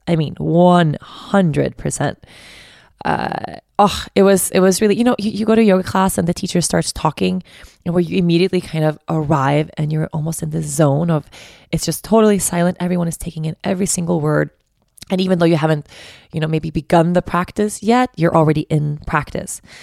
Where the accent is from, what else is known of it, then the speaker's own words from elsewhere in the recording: Stockholm, Stockholm County, Sweden; I'm from Stockholm, so I know the city really well